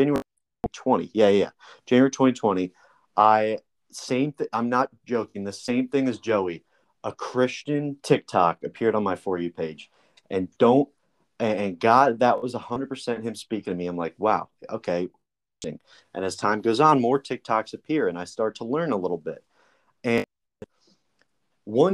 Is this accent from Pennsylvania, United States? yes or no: no; New Jersey, United States; moved away as an adult; also born or lived in Alabama; I'm from New Jersey originally. And that's where I am right now